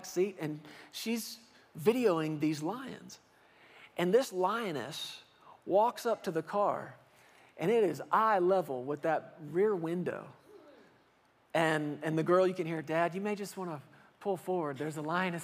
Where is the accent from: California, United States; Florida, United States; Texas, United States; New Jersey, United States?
Texas, United States; Fort Worth; I grew up in Fort Worth, Texas